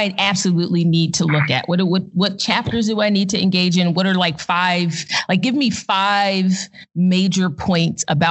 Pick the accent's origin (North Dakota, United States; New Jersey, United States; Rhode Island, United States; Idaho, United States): New Jersey, United States; outside Philadelphia; moved away; also born or lived in Arizona; I grew up in New Jersey or in South Jersey outside mm-hmm. of Philadelphia